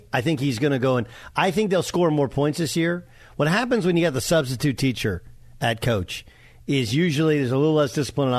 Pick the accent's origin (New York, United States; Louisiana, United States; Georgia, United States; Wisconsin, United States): Wisconsin, United States; Milwaukee; born there; I was born in Milwaukee, but how is a guy from Wisconsin asking somebody else about cheeses?